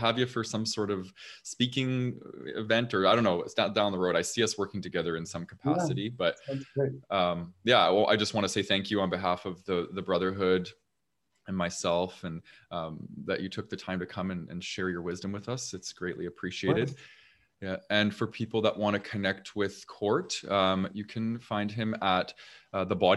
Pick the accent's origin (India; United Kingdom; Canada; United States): Canada; accent: Canadian; I have a very Canadian accent, apparently.